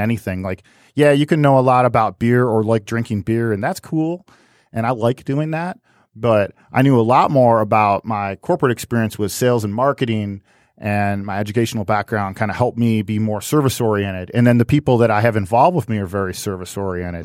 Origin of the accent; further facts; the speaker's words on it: United States; I'm an American.